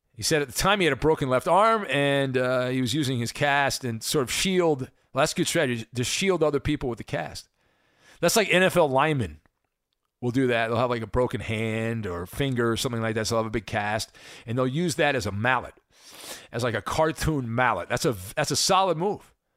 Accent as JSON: {"language": "English", "area": "Orange County", "region": "California", "country": "United States", "tie": "born or raised there", "said": "I grew up in Orange County, so I actually went to the Big A more than I went to Dodger Stadium"}